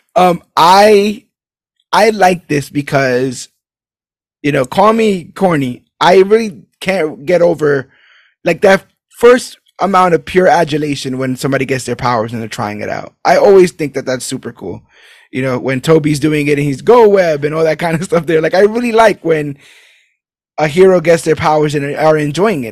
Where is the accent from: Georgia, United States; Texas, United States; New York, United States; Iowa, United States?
New York, United States; New York City; I was born in Brooklyn